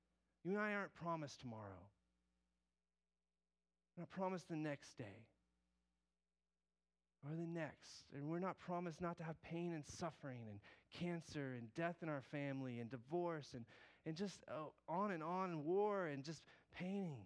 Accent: the South, United States; I might say that country, tern, because I'm from the South

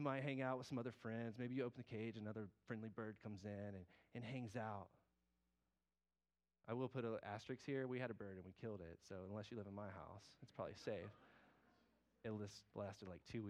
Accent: the South, United States; I might say that country, tern, because I'm from the South

